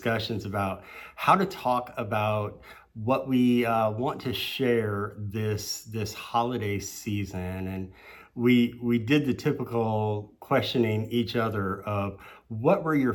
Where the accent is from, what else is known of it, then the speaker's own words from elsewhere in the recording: St. Louis, Missouri, United States; growing up in St. Louis, we got some winter weather